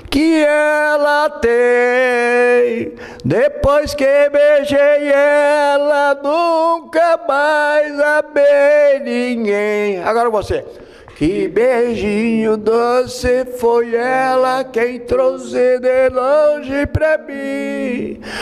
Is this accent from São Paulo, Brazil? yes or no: no; Estrela, Rio Grande do Sul, Brazil; Portuguese is a second language; Eu sou do interior do município de Estrela. O nome do lugar é Picada del lá. Mais uma coisa, até seis anos eu não sabia falar uma palavra em portugu